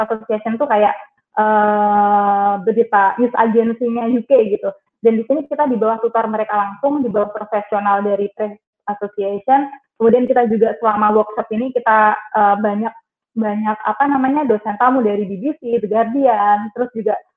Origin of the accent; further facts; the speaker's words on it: Trenggalek, East Java, Indonesia; aku besar dan lahir di Trenggalek, jadi asli Trenggalek. Uh, SD, SMP, SMA di Trenggalek.